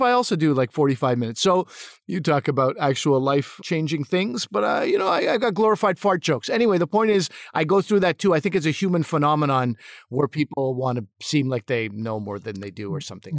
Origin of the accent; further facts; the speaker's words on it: Montreal, Quebec, Canada; I grew up in Montreal